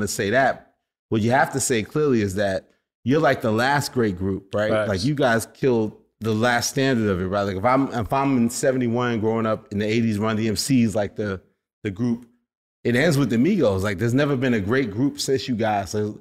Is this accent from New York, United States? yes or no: yes; New York, United States; I'm from New York